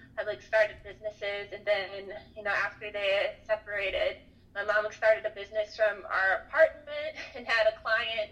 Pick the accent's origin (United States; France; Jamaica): United States; Atlanta, Georgia; moved away; I'm actually originally from Atlanta